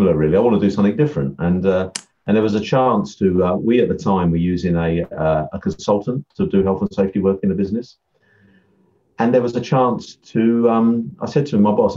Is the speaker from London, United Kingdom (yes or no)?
no; Essex, East of England, United Kingdom; also born or lived in Yorkshire; I'm from Essex. I'm Essex man, as they say. So, I grew up in sort of Southend and sort of Colchester areas